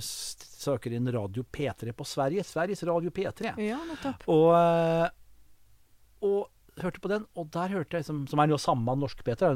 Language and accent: Norwegian; Kongsvinger, Innlandet, Norway; moved away; Jeg kom jo fra Kongsvinger